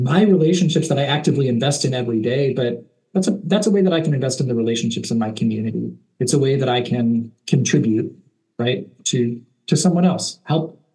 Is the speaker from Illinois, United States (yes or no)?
yes; Chicago, Illinois, United States; a kid growing up around Chicago